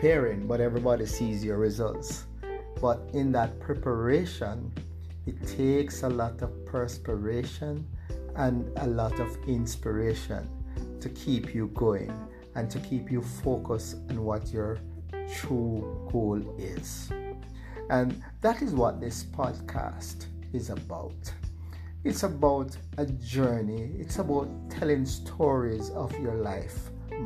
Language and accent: English; Jamaica; I'm from Jamaica